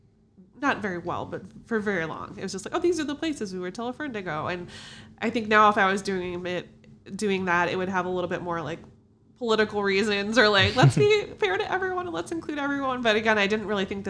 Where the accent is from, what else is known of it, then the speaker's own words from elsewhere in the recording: Chicago, Illinois, United States; I am from Chicago. I've always lived here